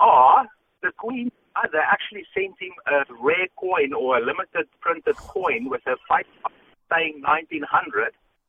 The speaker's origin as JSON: {"language": "English", "country": "South Africa", "tie": "born or raised there", "moved": "yes", "said": "We grew up in South Africa."}